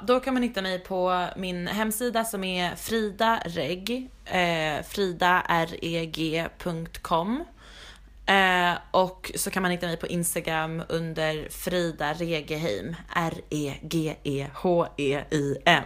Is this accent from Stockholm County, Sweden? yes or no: yes; Stockholm, Stockholm County, Sweden; moved away as an adult; now in New York, United States; jag kommer vara hemma i Stockholm där jag för det första har inte bott på typ men fem år